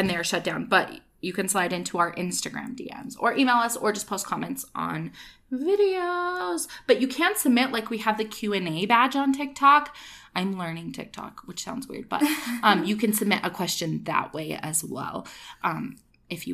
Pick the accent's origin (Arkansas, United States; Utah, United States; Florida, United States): Utah, United States; I'm from Utah